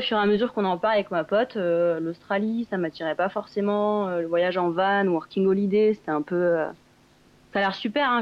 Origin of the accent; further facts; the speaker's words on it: Grenoble, Auvergne-Rhône-Alpes, France; also born or lived in Bourg-Saint-Maurice; je viens de Grenoble à la base, dans les Alpes